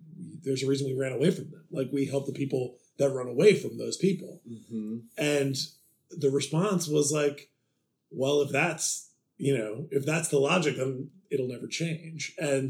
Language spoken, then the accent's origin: English; Cleveland, Ohio, United States; moved away; also born or lived in New York; Cleveland originally, born and raised